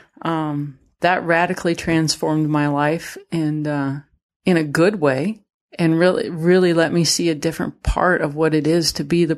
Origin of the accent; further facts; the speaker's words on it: Idaho, United States; You know, I'm from Idaho. We went fishing, you know, and we'd, you know, lay out on the trampoline, look at stars, and listen to the elk bugle at night